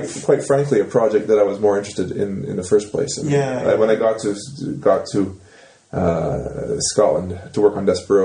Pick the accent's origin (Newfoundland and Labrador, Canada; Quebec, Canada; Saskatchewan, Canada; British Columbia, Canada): Saskatchewan, Canada; moved away as an adult; growing up in Saskatchewan and going to high school